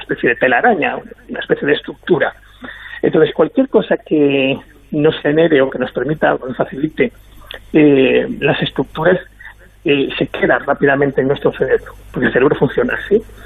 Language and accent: Spanish; Galicia, Spain; yo soy gallego